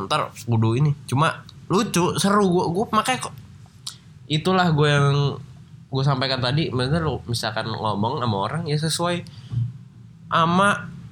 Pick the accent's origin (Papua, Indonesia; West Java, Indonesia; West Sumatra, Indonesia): West Java, Indonesia; Indramayu; also born or lived in Bekasi; gua orang Cirebon Indramayu